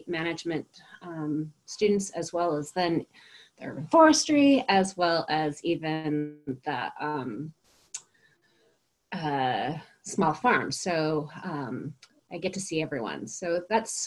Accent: Spokane, Washington, United States; I grew up here in Spokane

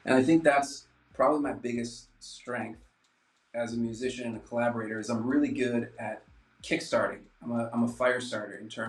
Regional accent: New Hampshire, United States; moved away as an adult; now in New York, United States; I'm from New Hampshire

